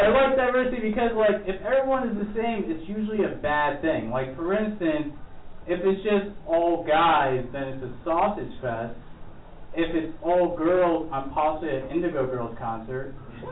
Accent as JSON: {"language": "English", "town": "New York City", "region": "New York", "country": "United States", "said": "I'm a New Yorker"}